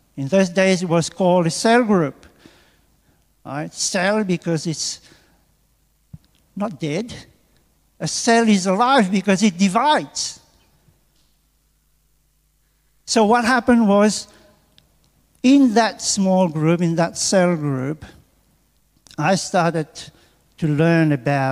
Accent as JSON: {"language": "English", "country": "Mauritius", "tie": "born or raised there", "also_born_or_lived": "England", "moved": "as an adult", "lives_now": "Australia", "said": "from Mauritius, where I come from"}